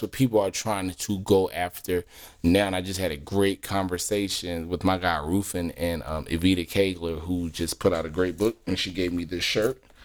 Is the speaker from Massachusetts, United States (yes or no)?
no; Philadelphia, Pennsylvania, United States; moved away; I'm, I'm originally from Philly